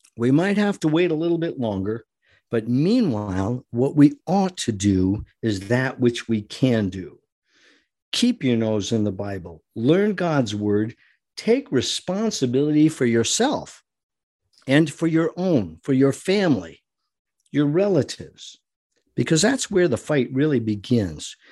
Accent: United States; We are American citizens

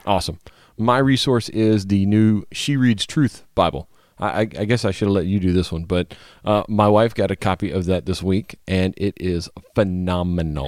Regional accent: Louisiana, United States; moved away; I always enjoy trips to my home state

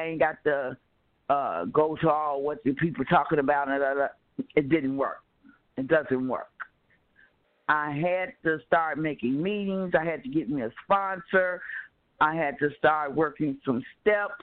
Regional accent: Chicago, Illinois, United States; moved away as an adult; now in California, United States; I was born and raised in Chicago. I just left Chicago 4 years ago

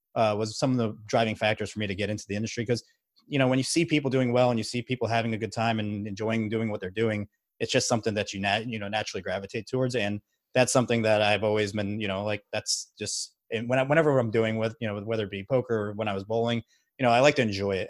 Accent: Margate, Florida, United States; moved away as an adult; also born or lived in Baltimore, Maryland; now in Texas, United States; I'm actually originally from South Florida. I've lived in, uh, Margate, Florida

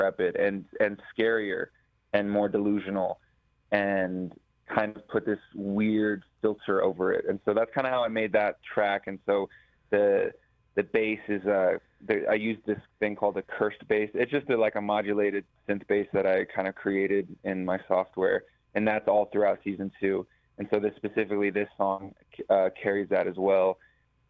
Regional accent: Sioux Falls, South Dakota, United States; moved away as an adult; now in Los Angeles, United States; I grew up in Sioux Falls

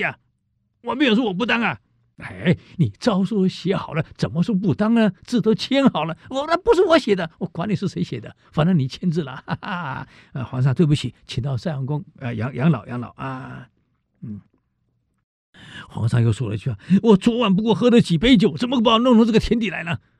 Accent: Taiwan; 我们台湾人没有真正被冻过

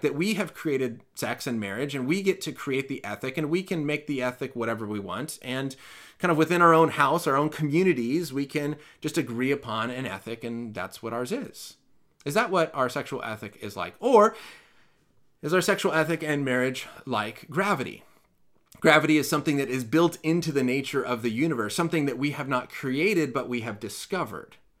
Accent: California, United States; As a Californian

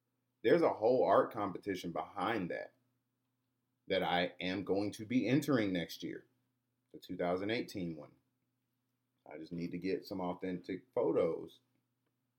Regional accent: Atlanta, Georgia, United States; also born or lived in Riverdale, Georgia; Born and raised in the city of Atlanta, grew up in Greenbrier, born early childhood in Greenbrier. If anybody knows about Greenbrier, you get the idea. And I grew up in Riverdale, Georgia, which is the suburbs

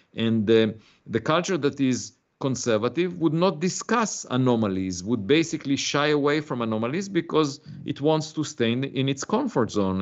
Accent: Israel; moved away as an adult; also born or lived in Princeton, United States; now in United States; I was born in Israel. I had to serve in the military

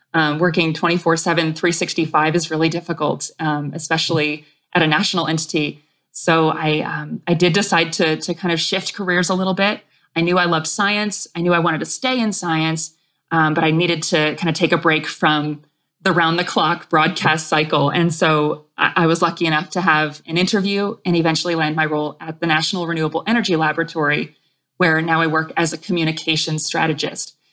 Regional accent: New England, Vermont, United States; growing up in New England, in Vermont

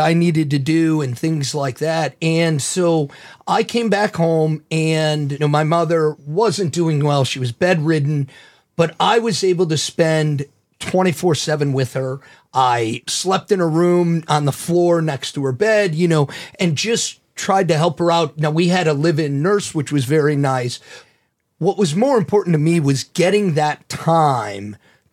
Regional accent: St. Louis, Missouri, United States; moved away as an adult; also born or lived in Chicago; I grew up here in St. Louis and moved to Chicago right after college

